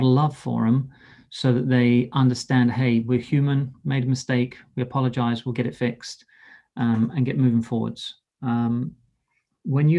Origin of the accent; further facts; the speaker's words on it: England, United Kingdom; I'm English